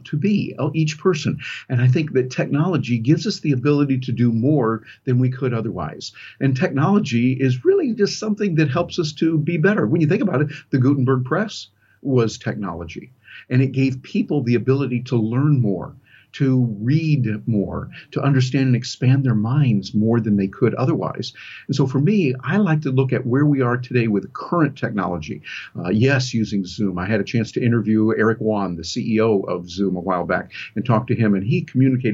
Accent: Michigan, United States; I was born and raised up in Michigan in the rural country and there in the Midwest here in the U.S.

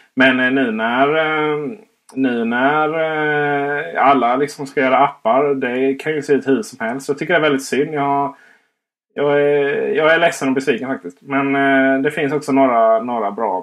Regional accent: Blekinge, Sweden; Jag är ju faktiskt från Blekinge, inte Skåne

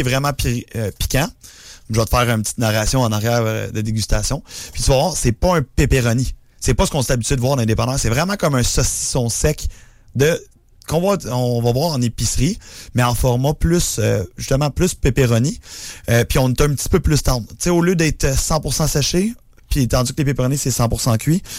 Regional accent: Laurentides, Quebec, Canada; je suis pas de Montréal, je suis d'un Laurentides

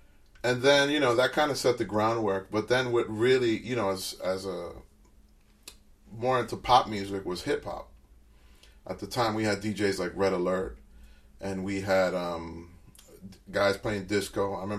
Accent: New Jersey, United States; in that particular area where I grew up in New Jersey, in the tri-state area, what we call it, if you're a Latin kid, you were into hip-hop.

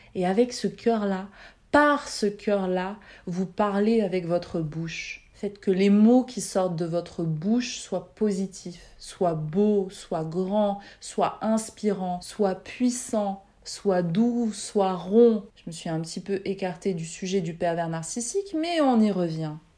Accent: France; Je suis née en France, j'ai fait mes études en France, j'y travaille depuis quatorze ans

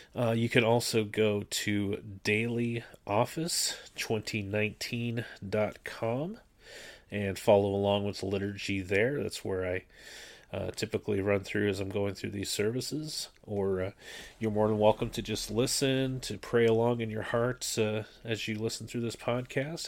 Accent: Canada; moved away; I grew up in the Anglican Church up in Canada

